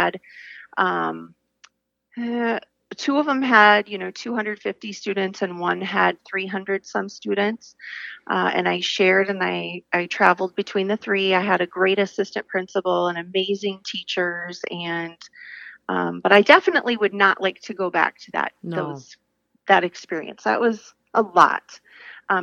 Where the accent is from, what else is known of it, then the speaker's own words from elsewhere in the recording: Iowa, United States; I am from Iowa, a rural farm girl, and was fortunate to go to a K-12 school all the way